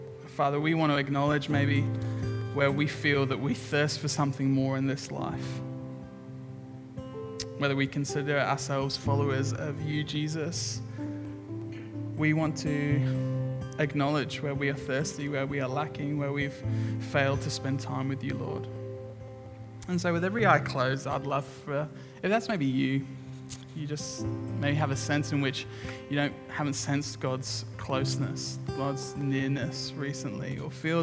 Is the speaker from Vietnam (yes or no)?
no; England, United Kingdom; now in Brisbane, Australia; I'm English.